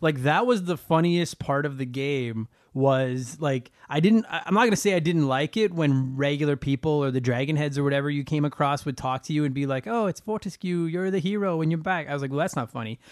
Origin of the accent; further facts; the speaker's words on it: Canada; I'm a Canadian comedian